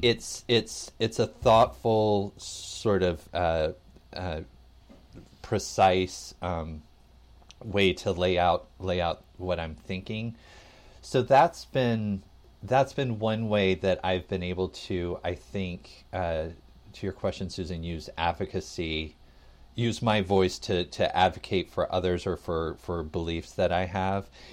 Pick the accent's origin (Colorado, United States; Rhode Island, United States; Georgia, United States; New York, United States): Georgia, United States; Atlanta; I grew up in the South, um, in Atlanta